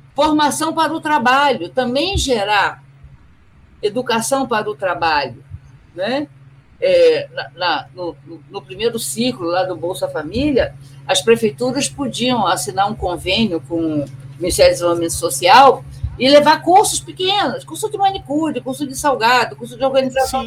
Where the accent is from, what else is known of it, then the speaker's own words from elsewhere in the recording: Rio de Janeiro, Brazil; sou nascida e criada no Rio de Janeiro